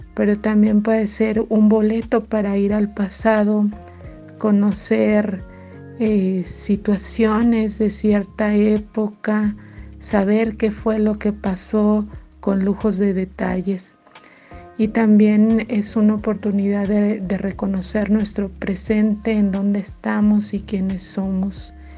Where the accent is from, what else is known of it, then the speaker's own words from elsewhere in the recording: Querétaro, Mexico; soy queretana